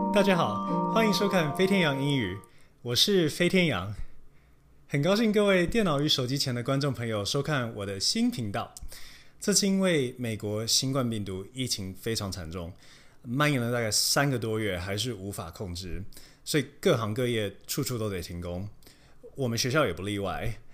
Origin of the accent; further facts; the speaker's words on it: Taiwan; now in United States; 但是我们台湾人，甚至整体上来说，亚洲人都是如此